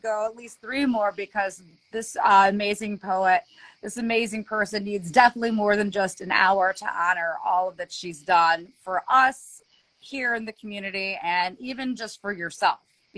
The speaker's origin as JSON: {"language": "English", "region": "Ohio", "country": "United States", "tie": "born or raised there", "also_born_or_lived": "Los Angeles", "said": "Born in LA, but I've lived most of my life in Ohio. But I was born in LA, man. I was born there."}